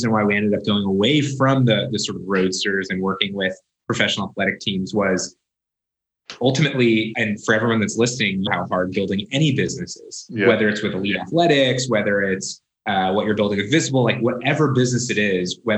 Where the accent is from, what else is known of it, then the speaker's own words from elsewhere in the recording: Southern California, United States; moved away as an adult; also born or lived in Chicago; I grew up in Southern California